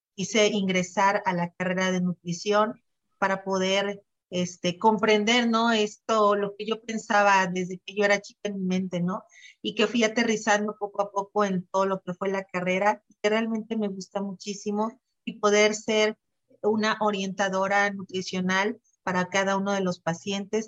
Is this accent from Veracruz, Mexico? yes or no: yes; Xalapa, Veracruz, Mexico; soy veracruzana, jalapeña, nacida de aquí